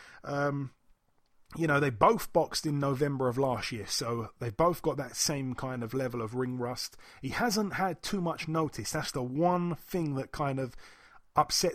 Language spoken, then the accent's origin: English; United Kingdom; being a Brit